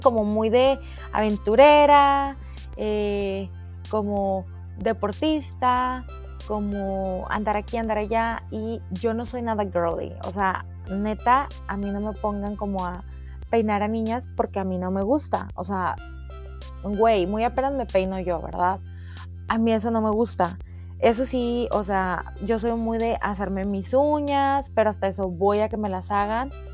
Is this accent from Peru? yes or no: no; Cuatro Ciénegas, Coahuila, Mexico; moved away as an adult; also born or lived in Saltillo; now in United States; yo soy coahuilense, eh, soy de Cuatro Ciénegas, del hermoso pueblo de Cuatro Ciénegas